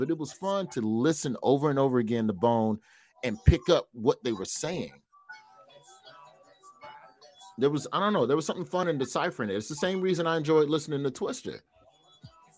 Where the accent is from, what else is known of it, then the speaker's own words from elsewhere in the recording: the South, United States; as a Southerner